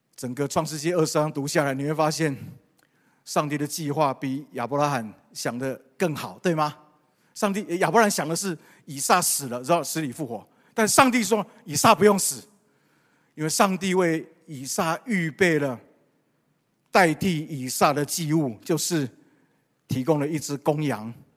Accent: Taiwan; 我们从台湾来

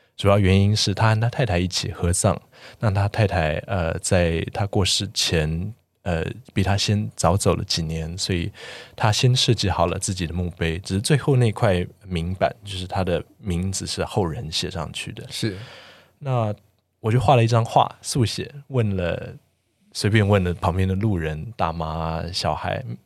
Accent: Taiwan; 我们四位来自台湾的建筑人

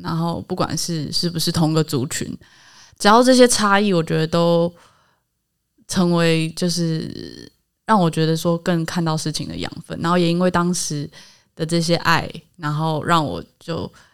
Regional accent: Taipei, Taiwan; 我们家在台北市长大，然后是，呃，希望台湾独立的

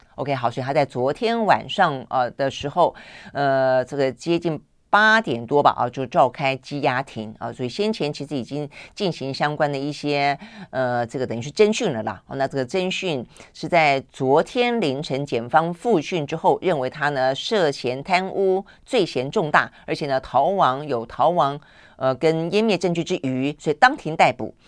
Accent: Tainan, Taiwan; 我也是台南人

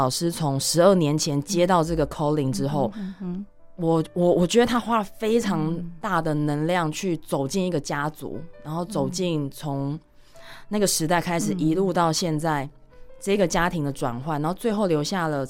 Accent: Chiayi, Chiayi City, Taiwan; moved away as an adult; 我自己是嘉义小孩，然后我就在嘉义市长大

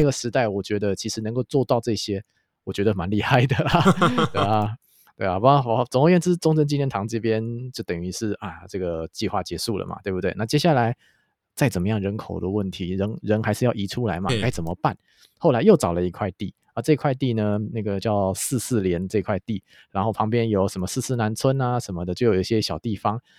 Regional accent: Taipei, Taiwan; 我要介绍我的家乡，小弟呢，天龙国天龙区人小弟呢，今天要来介绍信义区

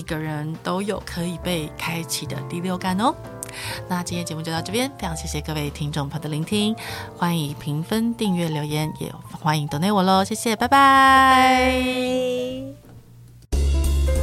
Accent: Taiwan; 我还是身为台湾人

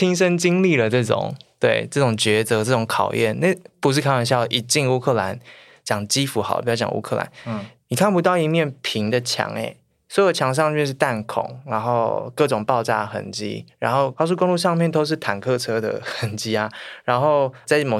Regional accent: Taiwan; 就因为我来自台湾

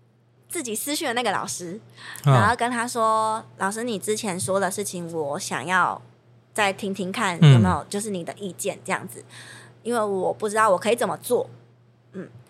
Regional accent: Chiayi, Taiwan; 其实我那时候跟他说我是嘉义人的时候，

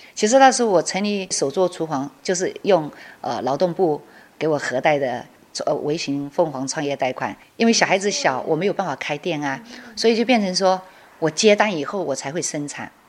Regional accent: Guilin, Guangxi, China; moved away as an adult; now in Chiayi, Taiwan; 我的干贝酱是融入了我们桂林的元素

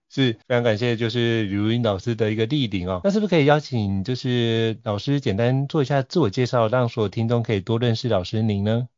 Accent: Taiwan; 我对我，我土生土长的这块土地

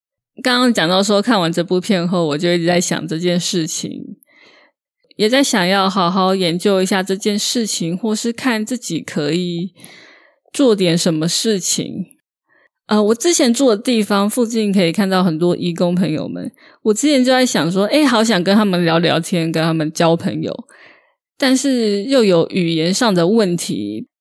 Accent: Taiwan; 身为台湾人，

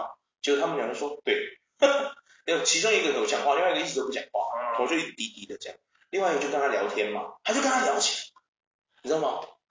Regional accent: Taiwan; 像我们台湾人，

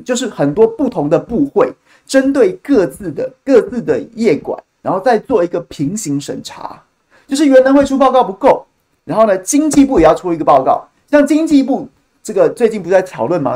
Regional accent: Taichung, Taiwan; 我们台中人

